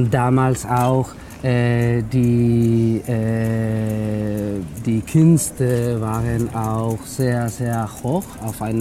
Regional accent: Extremadura, Spain; Ich komme eigentlich aus Extremadura.

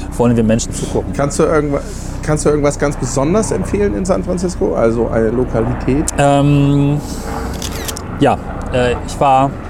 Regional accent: Lüneburg, Lower Saxony, Germany; wenn äh, Amerikaner durch meine alte Heimatstadt laufen, also Lüneburg, und dann da Häuser sind, die sind tausend Jahre alt

